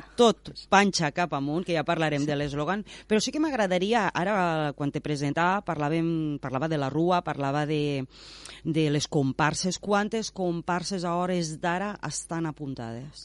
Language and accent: Catalan; Tortosa, Catalonia, Spain; jo vaig néixer a Tortosa